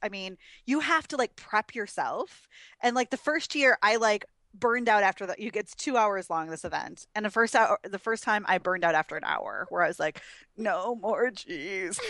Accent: Wisconsin, United States; I'm from Wisconsin, Packerland, so everybody wears cheese heads

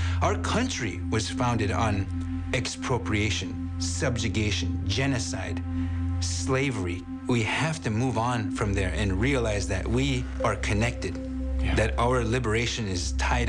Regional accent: North Dakota, United States; I grew up on the Standing Rock Reservation

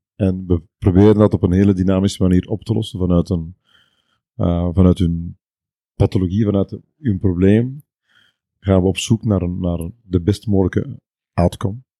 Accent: East Flanders, Belgium; Ik ben uh, Bekenaar, ja, dat is de provincie Oost-Vlaanderen

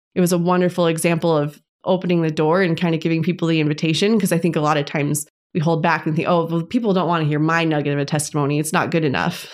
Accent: Las Vegas, Nevada, United States; now in Tucson, United States; I'm originally from Las Vegas, and I'm now living in Tucson, Arizona

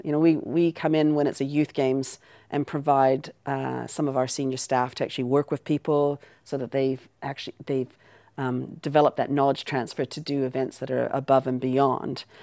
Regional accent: Canada; accent: Canadian; moved away; also born or lived in Aberdeen, Scotland / New Zealand; I was born in Aberdeen and I was raised in Canada, which is the accent.

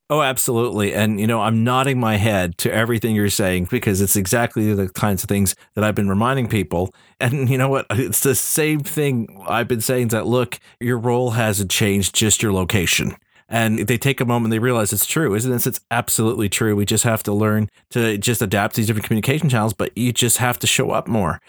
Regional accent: Canada; I'm Canadian.

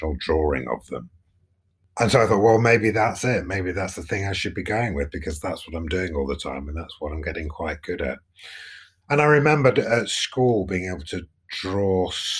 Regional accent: Nottingham, East Midlands, United Kingdom; I grew up in Nottingham, which is the East Midlands

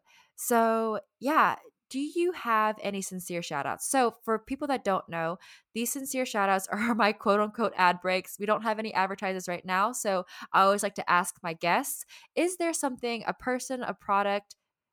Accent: the South, United States; yes, I was born and raised in the South

